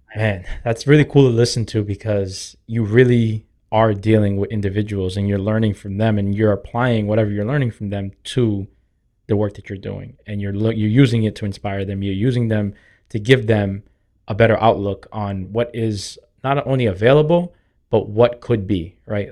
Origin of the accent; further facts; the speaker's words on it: Boston, Massachusetts, United States; But growing up in Dorchester, like, you get made fun of for riding the bus